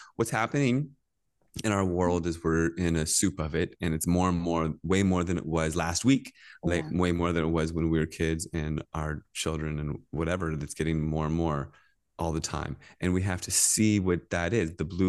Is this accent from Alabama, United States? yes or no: no; Virginia, United States; I grew up in Virginia, in Northern Virginia